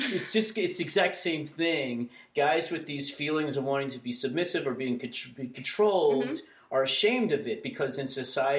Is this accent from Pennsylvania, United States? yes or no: no; Texas, United States; So I grew up in Texas where, now this is, I'm old.